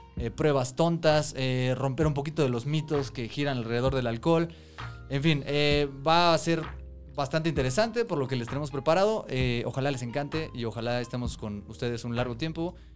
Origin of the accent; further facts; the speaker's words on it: Mexico City, Mexico; Somos tres amigos chilangos